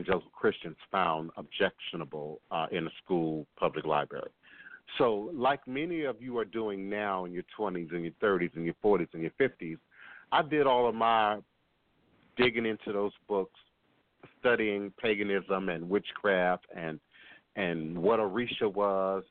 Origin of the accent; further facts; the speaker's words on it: Maryland, United States; moved away as an adult; also born or lived in Chicago, Illinois / Washington, D.C. / Virginia; now in New Orleans, United States; I grew up in Maryland.